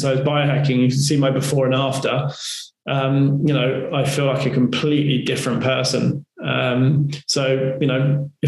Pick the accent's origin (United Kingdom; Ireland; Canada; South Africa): United Kingdom; we're British